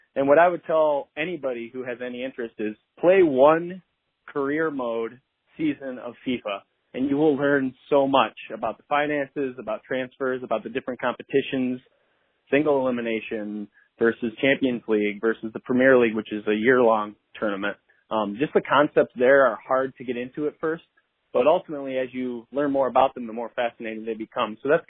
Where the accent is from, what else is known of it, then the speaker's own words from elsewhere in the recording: Detroit, Michigan, United States; my hometown, Detroit